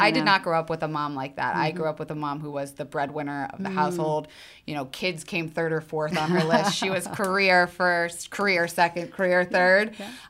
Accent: the South, United States; We had very similar upbringings. I'm also from the South.

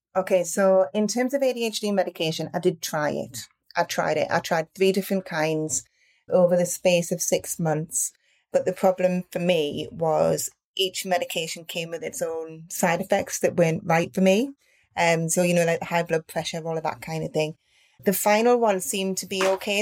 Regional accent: Newcastle upon Tyne, North East England, United Kingdom; I am from a town called, or city called Newcastle upon Tyne from the north of England

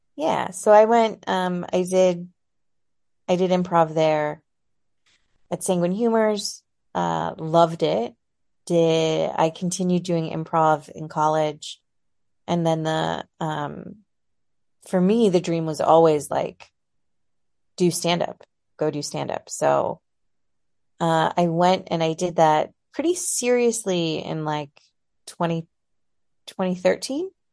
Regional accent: San Jose, California, United States; moved away as an adult; also born or lived in Ohio / San Francisco; now in Portland, United States; I moved to San Jose, Saratoga when I was three.

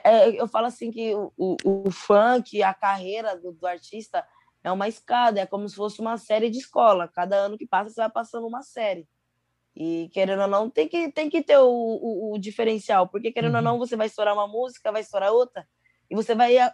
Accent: São Paulo, Brazil; Eu sou de São Paulo, Zona Leste. Jardim

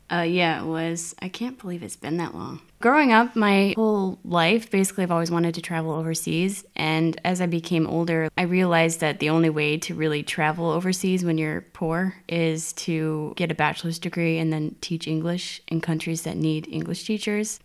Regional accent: United States; moved away as an adult; also born or lived in South Korea; now in Berlin, Germany; from the U S

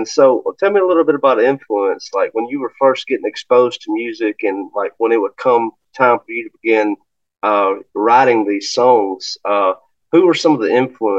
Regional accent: Alabama, United States; I'm from Alabama.

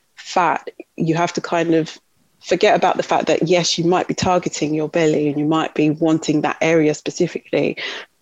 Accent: Kent, South East England, United Kingdom; also born or lived in Leicester / London; We grew up in Kent. So we grew up outside of London.

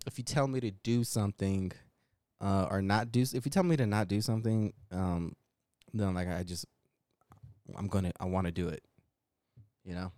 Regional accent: Denver, Colorado, United States; accent: thick Denver; my Denver accent

